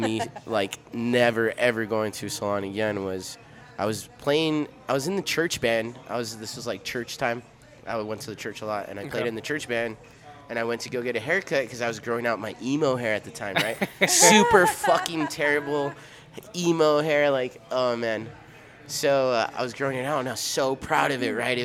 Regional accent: El Paso, Texas, United States; first language Spanish; English is a second language; moved away; growing up in El Paso, I grew up not going to the cool stylist salon places

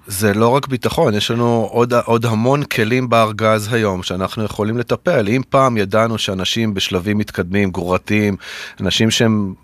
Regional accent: the Center, Central Israel, Israel; also born or lived in New York, United States; חזרנו אל המרכז, איפה שגדלתי

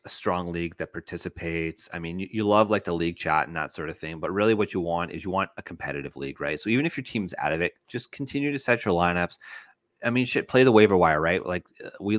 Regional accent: Canada; as a Canadian

